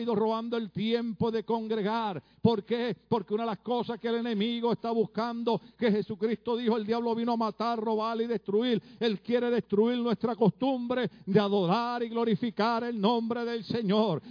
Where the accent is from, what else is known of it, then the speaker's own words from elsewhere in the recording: Puerto Rico; moved away as an adult; now in California, United States; En mi país, Puerto Rico